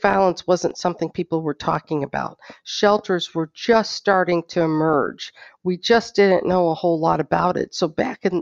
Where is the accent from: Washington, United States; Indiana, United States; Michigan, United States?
Indiana, United States; Muncie; also born or lived in Pakistan / Canada; We moved to Muncie when I was about five, and so I pretty much grew up in Muncie